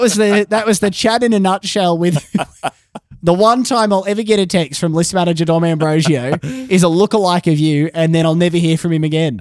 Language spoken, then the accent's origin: English; Brisbane, Queensland, Australia; I grew up in Wishart, the neighbouring suburb